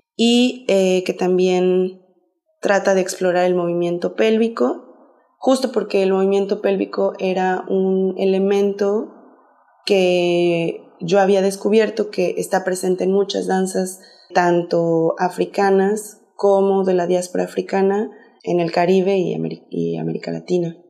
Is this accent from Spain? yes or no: no; Mexico City, Mexico; soy de la Ciudad de México